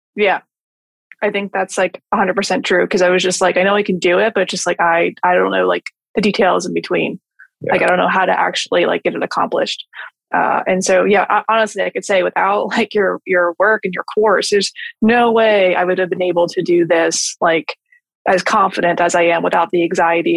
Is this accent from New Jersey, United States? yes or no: yes; New Jersey, United States; moved away as an adult; now in Florida, United States; I'm from New Jersey and I just wanted to move to Florida and open a business